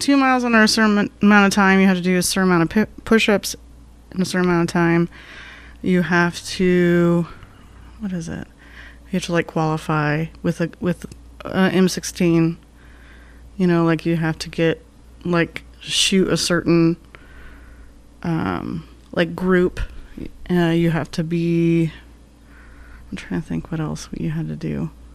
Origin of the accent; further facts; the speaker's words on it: Glendale, Arizona, United States; also born or lived in Ajo, Arizona; growing up in Glendale